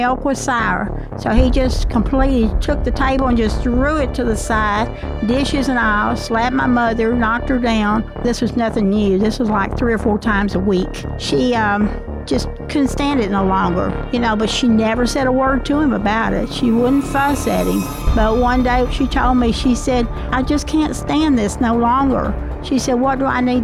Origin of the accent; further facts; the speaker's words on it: Walcott, Arkansas, United States; also born or lived in Paragould, Arkansas; I was raised up in Walcott, Arkansas. I was born in Paragould.